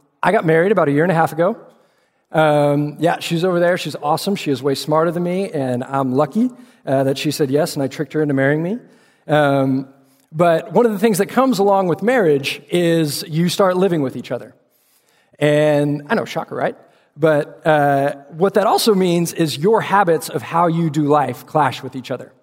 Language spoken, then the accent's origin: English; Austin, Texas, United States; also born or lived in Fort Worth, Texas; I grew up in Austin, Texas, before seeing the light and making my way up to Fort Worth to go to TCU